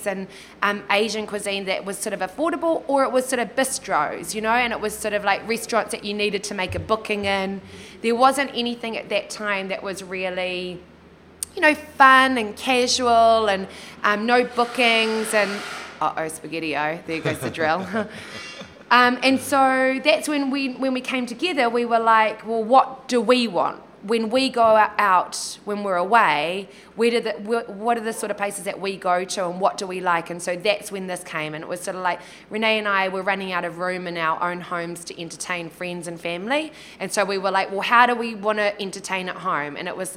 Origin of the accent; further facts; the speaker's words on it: Kaitaia, Northland, New Zealand; moved away; growing up in Kaitaia